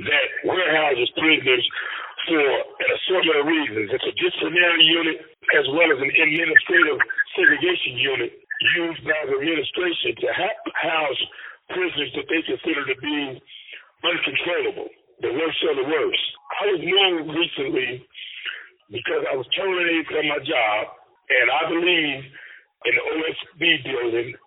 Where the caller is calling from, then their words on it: Indiana, United States; I'm calling in from Wabash Valley Correctional Facility, where I am being housed currently on the secured housing unit